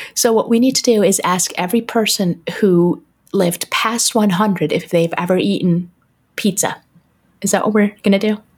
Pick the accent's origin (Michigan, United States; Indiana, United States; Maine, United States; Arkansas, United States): Michigan, United States; Detroit; born or raised there